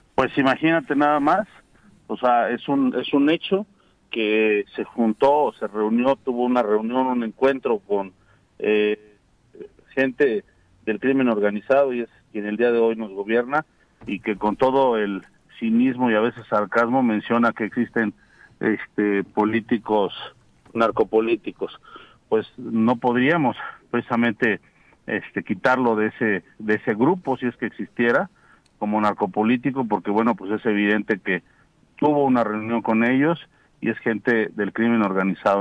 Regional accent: Morelos, Mexico; somos de aquí de Morelos, aquí están nuestros hijos, aquí vamos a seguir viviendo

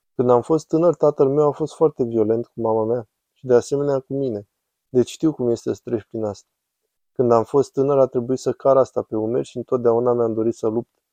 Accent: Camden, New Jersey, United States; now in Philadelphia, United States; Camden, New Jersey

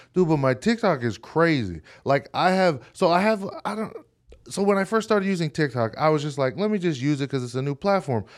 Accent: Hawaii, United States; moved away as an adult; now in Utah, United States; I grew up in Hawaii, and then when I came to Utah

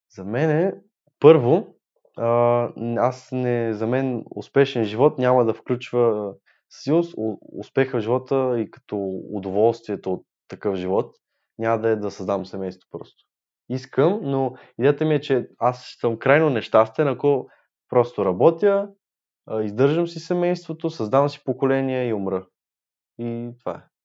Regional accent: Sofia, Sofia City, Bulgaria; от един квартал сме, разбирате ли? От Иван Вазов сме, Южните махали

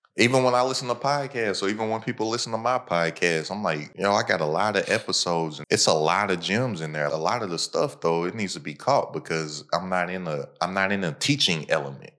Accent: United States; my hometown is a hour away from Cincinnati, like a hour away from Louisville.

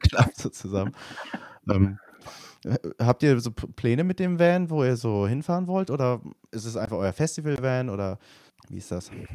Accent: Germany; also born or lived in Nottingham, England; ich als Deutscher

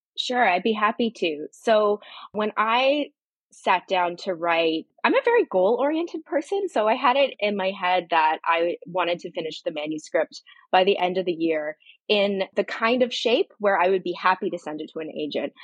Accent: Barry's Bay, Ontario, Canada; moved away as an adult; also born or lived in Australia; now in Toronto, Canada; I grew up down a dirt road in the bush on a lake

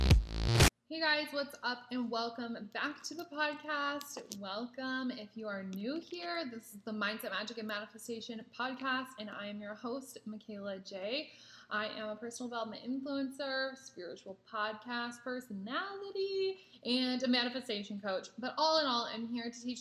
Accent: Nebraska, United States; moved away as an adult; now in California, United States; I'm actually from Nebraska and I just moved to California this year in May

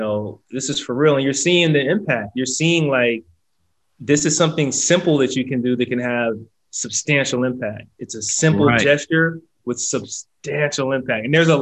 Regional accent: Nigeria; we're Nigerian

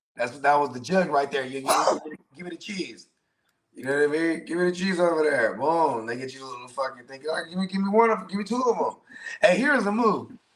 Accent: South Bay, California, United States; I'm from the South Bay, so like Santa Cruz wasn't that far from us.

